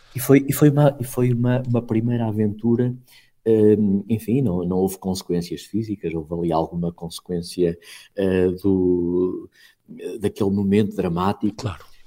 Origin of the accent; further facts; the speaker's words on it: Portugal; como bom português que sou